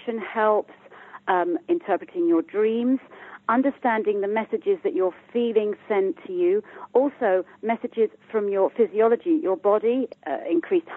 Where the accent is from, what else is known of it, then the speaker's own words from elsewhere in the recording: United Kingdom; I'm from the UK, as you can hear by my accent